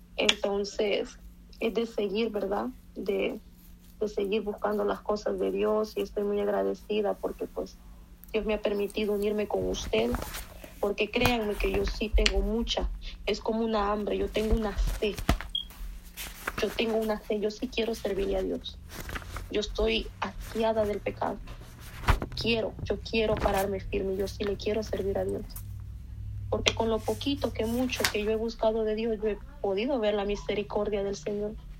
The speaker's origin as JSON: {"language": "Spanish", "town": "Dallas", "region": "Texas", "country": "United States", "moved": "yes", "lives_now": "Kentucky, United States", "said": "Yo soy de Dallas, Texas, entonces pues tengo poco de que estoy viviendo en Kentucky."}